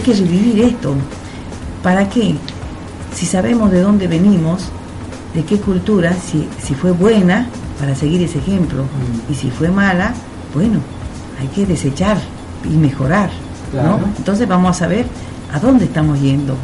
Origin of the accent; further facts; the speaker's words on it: Cusco, Peru; now in Argentina; Yo soy peruana